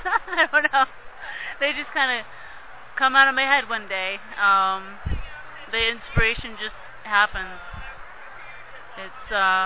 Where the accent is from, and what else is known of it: Phoenix, Arizona, United States; born or raised there